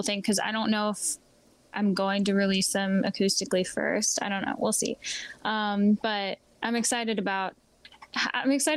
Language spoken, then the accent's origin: English; Lancaster, Pennsylvania, United States; moved away as an adult; now in Nashville, United States; I was from Lancaster